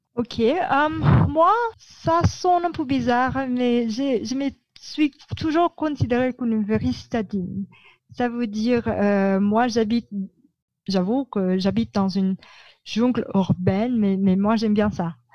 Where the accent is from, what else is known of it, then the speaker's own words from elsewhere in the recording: Manila, Metro Manila, Philippines; French is a second language; j'ai grandi à Mani